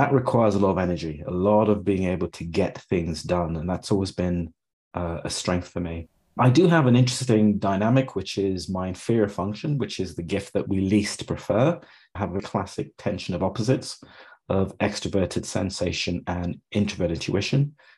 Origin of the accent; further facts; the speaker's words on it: Pittsburgh, Pennsylvania, United States; I grew up in Pittsburgh in the US